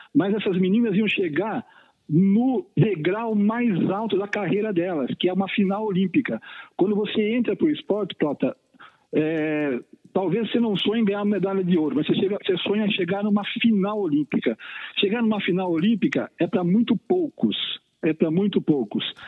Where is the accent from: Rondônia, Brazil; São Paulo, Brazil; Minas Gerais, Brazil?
São Paulo, Brazil; São Roque; quando eu era criança pequena lá em São Roque